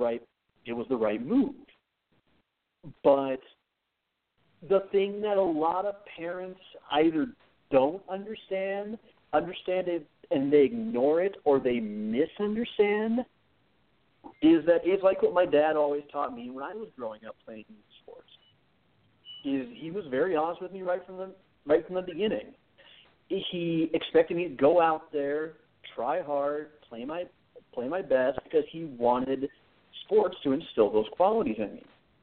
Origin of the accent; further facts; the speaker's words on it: Mitchell, South Dakota, United States; For a number of years when I grew up in Mitchell, South Dakota. To a lot of people, that's a totally inconsequential town. To some people, that is, that's the home of the world's only corn palace.